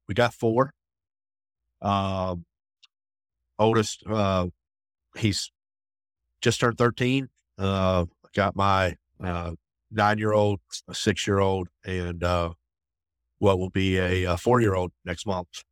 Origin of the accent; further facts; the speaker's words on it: Raleigh, North Carolina, United States; grew up outside of Raleigh